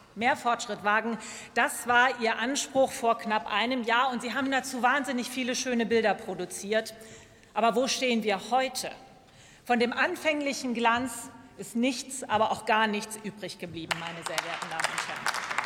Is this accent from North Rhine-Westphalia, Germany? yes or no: no; Lower Saxony, Germany; als Niedersächsin hoffe ich